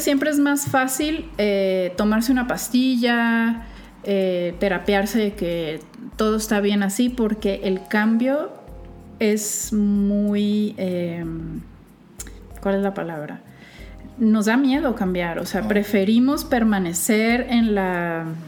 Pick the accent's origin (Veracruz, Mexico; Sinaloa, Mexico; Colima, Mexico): Sinaloa, Mexico; Culiacán; moved away; Soy de Culiacán. Vengo muy orgullosa de mi estado y su capital